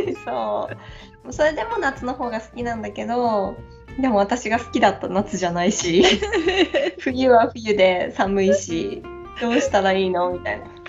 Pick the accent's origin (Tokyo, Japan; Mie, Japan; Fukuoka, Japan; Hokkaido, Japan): Hokkaido, Japan; moved away; うちの実家はそう私が子供の時から住んでる